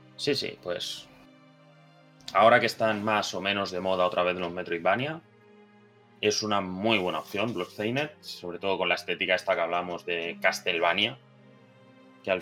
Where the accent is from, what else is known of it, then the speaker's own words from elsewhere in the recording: Catalonia, Spain; como catalán que soy